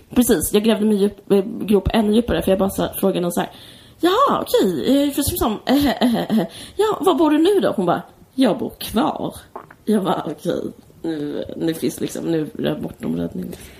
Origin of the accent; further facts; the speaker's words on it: Simrishamn, Skåne, Sweden; Du och jag är uppvuxna på Österlen. Jag är mer i Simrishamn, utanför Simrishamn.